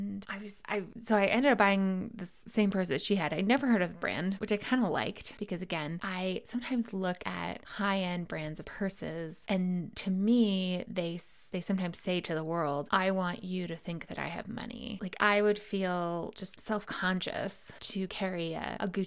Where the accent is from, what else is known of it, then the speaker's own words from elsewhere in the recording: United States; As an American